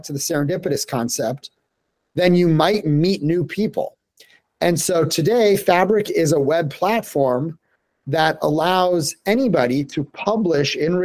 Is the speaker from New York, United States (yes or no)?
no; Denver, Colorado, United States; moved away as an adult; born and raised in Denver, Colorado